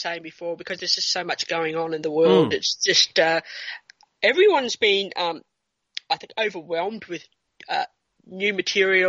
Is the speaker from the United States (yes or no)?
no; New Zealand; now in Australia; my time growing up in New Zealand